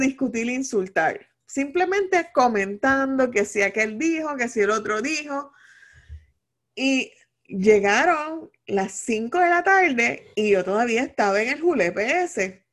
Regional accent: Puerto Rico; como todo boricua

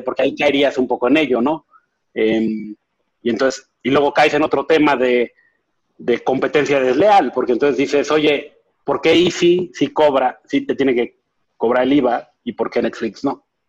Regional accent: Mexico; Siendo mexicanos

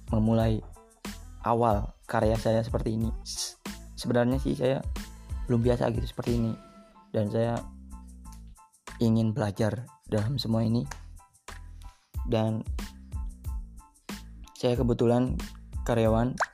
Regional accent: Surakarta, Central Java, Indonesia; born there; now in Karawang, Indonesia; saya lahir di Jawa yaitu di Solo. Saya tinggal di Karawang bersama keluarga saya

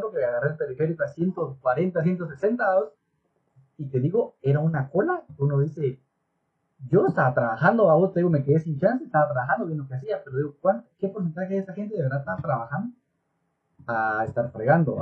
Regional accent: Guatemala; como buenos chapines

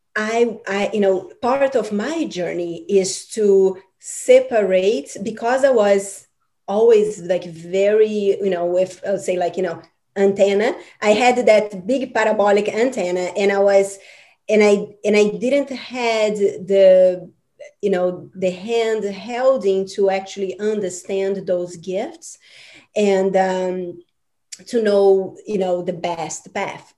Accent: Brazil; I'm from Brazil, and um, you know, Brazil is this um, amazing uh, cultural country

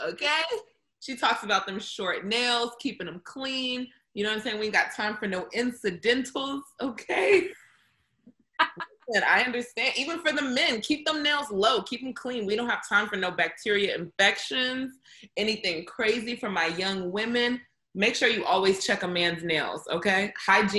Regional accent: the South, United States; I'm from the South

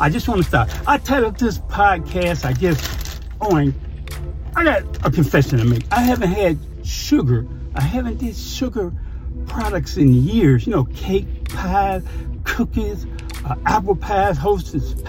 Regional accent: Chicago, Illinois, United States; moved away; I'm from the South Side.

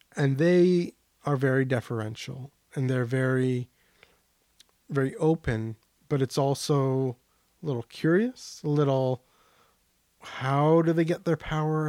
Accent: Canada; even as a Canadian

